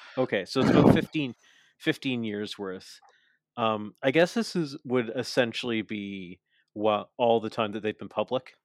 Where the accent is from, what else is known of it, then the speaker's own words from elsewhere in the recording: Canada; I'm Canadian